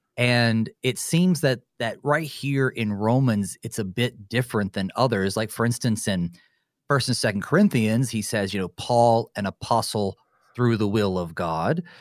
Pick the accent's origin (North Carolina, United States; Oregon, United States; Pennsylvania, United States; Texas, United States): North Carolina, United States; moved away as an adult; now in southwestern Minnesota, United States; I'm originally from North Carolina, and so growing up, I'm in the mountains